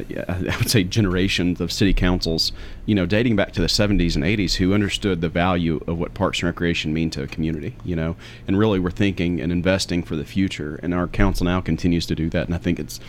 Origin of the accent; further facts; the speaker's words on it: Murfreesboro, Tennessee, United States; I was born in Murfreesboro